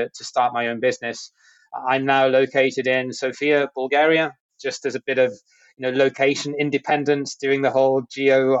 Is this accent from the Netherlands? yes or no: no; United Kingdom; moved away as an adult; I'm originally from the UK, where I grew up and did my education and started my career